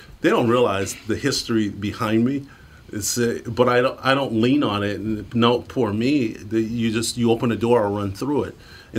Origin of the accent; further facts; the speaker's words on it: Detroit, Michigan, United States; I grew up poor in Detroit.